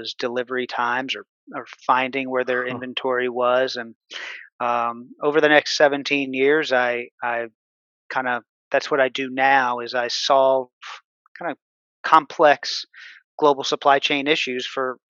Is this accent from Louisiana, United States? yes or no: yes; New Orleans, Louisiana, United States; moved away as an adult; now in Houston, United States; I grew up in New Orleans, Louisiana